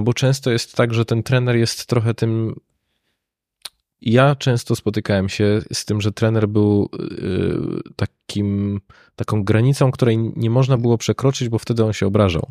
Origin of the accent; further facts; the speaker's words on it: Katowice, Silesian Voivodeship, Poland; ja pochodzę z Katowic